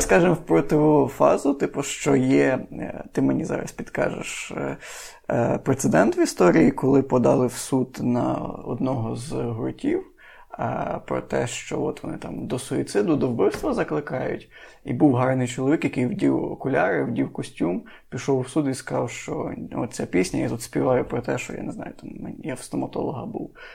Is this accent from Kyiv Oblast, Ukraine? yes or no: no; Lviv Oblast, Ukraine; я з Львівської області